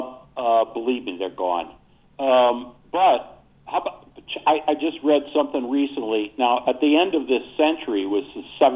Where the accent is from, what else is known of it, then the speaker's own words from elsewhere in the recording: Buffalo, New York, United States; my home city of Buffalo, New York. I was born in 1949, and I'm 73 years old.